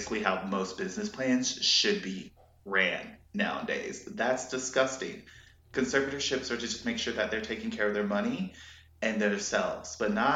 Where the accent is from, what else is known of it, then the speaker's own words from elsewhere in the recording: United States; I'm an American